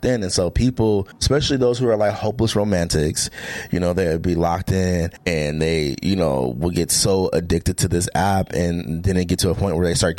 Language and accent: English; Portland, Oregon, United States; I'm from Portland, Oregon.